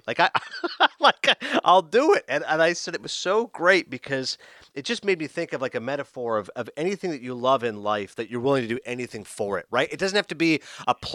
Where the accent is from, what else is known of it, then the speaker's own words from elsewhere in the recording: Toronto, Ontario, Canada; moved away; Toronto, which is my hometown.